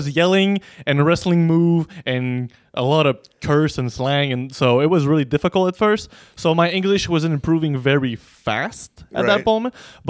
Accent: Gatineau, Quebec, Canada; English is a second language; I went to just French school. I live on the Gatineau side, so we usually, Uno and I, we say we live in Ottawa, but really it's Gatineau.

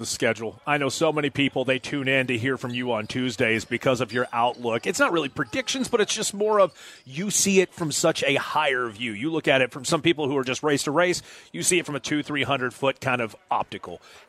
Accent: Knoxville, Tennessee, United States; moved away as an adult; also born or lived in Iowa; come back home here to Knoxville and be able to do radio here in my hometown in Knoxville

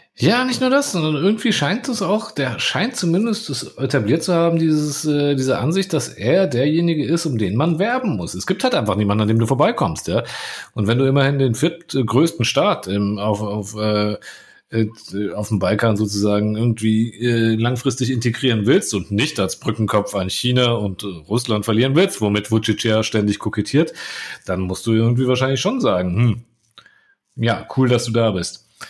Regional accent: Croatia; als Kroate

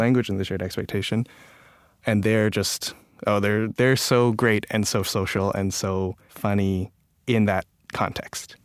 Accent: Toronto, Ontario, Canada; also born or lived in Calgary, Alberta; I was born in Calgary, Alberta, um, and I moved to Toronto when I was a kid

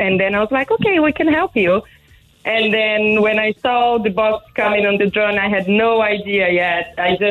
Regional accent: Brazil; moved away as an adult; now in Ireland; I'm from Brazil, living in Ireland for about 7 years now.

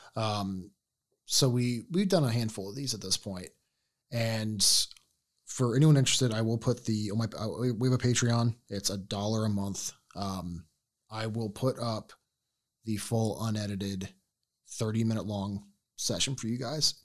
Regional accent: Ohio, United States; we were from Ohio

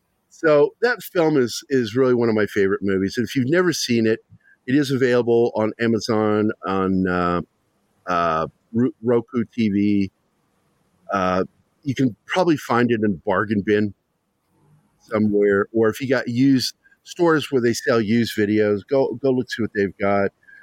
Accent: Ireland; Okay, I'm Irish, and I don't know what that means.

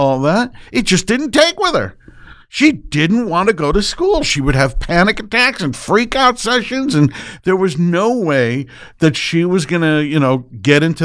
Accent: Buffalo, New York, United States; moved away as an adult; also born or lived in Los Angeles; We relocated to Buffalo, my hometown.

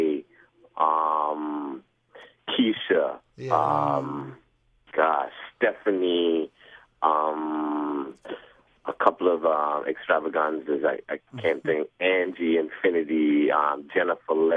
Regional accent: New York City, New York, United States; I'm from New York

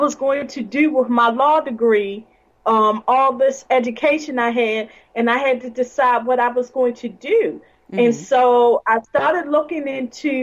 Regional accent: Baltimore, Maryland, United States; Well, I'm from Baltimore, Maryland. And I live in Baltimore City.

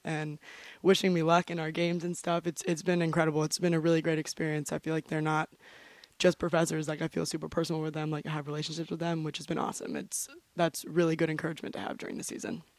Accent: St. Augustine, Florida, United States; moved away as an adult; now in New Hampshire, United States; I'm from St. Augustine, Florida

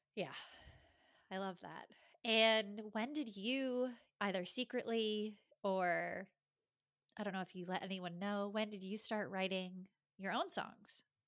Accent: Rhode Island, United States; moved away as an adult; now in Los Angeles, United States; I grew up in Rhode Island, the tiniest, tiniest of states

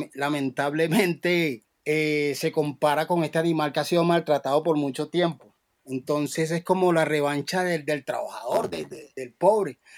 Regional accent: Cartagena, Bolívar, Colombia; yo en mi tierra, Cartagena

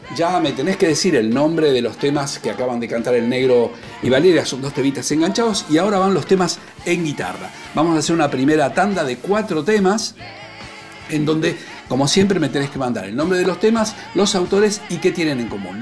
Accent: Buenos Aires, Argentina; cuando era chico, en mi barrio, en Villaluro

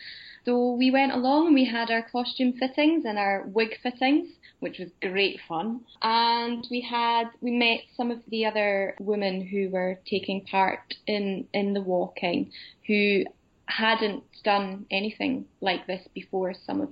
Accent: Highlands, Scotland, United Kingdom; Newton Moor, which is a Highland village not far from my hometown

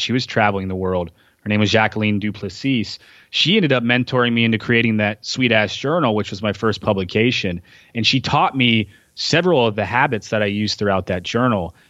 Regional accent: Tennessee, United States; moved away as an adult; also born or lived in San Diego; now in Portland, United States; growing up in Tennessee

